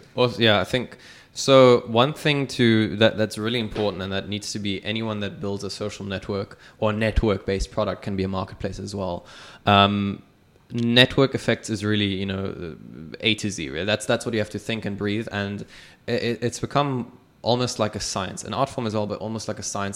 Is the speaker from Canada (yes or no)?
no; Dubai, United Arab Emirates; I was born and raised in Dubai